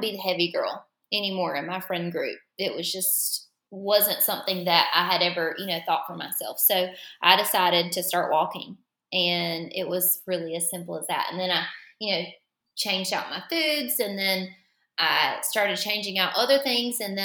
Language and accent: English; Florence, South Carolina, United States; I am from Florence, South Carolina